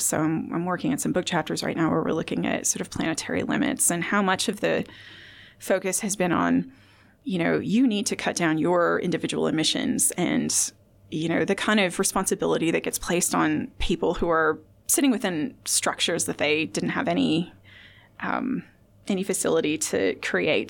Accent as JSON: {"language": "English", "region": "Indiana", "country": "United States", "moved": "yes", "lives_now": "Australia", "said": "I'm from Indiana"}